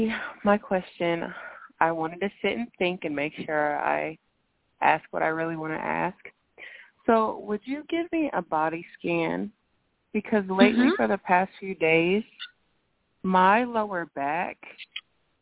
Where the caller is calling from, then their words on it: Indiana, United States; I'm calling in from Indiana.